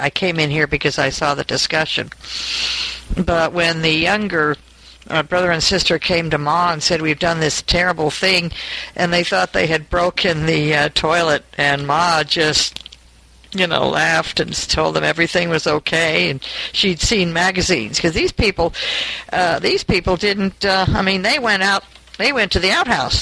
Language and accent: English; New York, United States; moved away as an adult; now in Porterville, United States; I was from New York